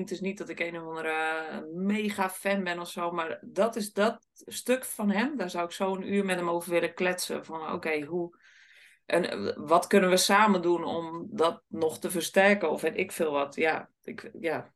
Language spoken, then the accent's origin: Dutch; Sliedrecht, South Holland, Netherlands; Ik kom uit Sliedrecht